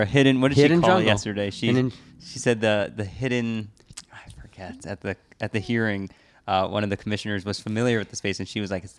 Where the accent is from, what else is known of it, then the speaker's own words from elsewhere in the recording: New York, United States; because I'm a New Yorker, I love my pizza.